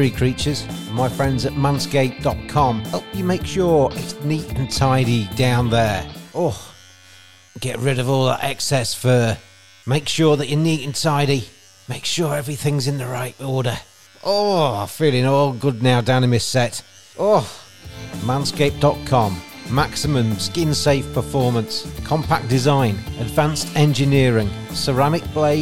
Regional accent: England, United Kingdom; as an Englishman

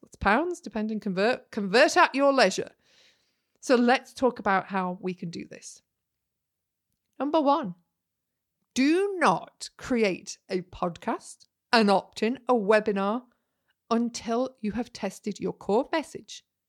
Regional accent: Yorkshire and the Humber, United Kingdom; I'm a Yorkshire lass

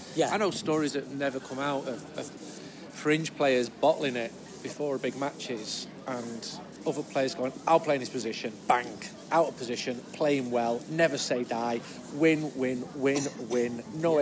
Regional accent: Manchester, North West England, United Kingdom; because I'm from Manchester

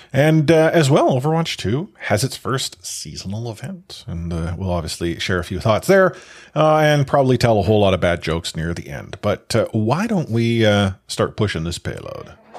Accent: Canada; being Canadian

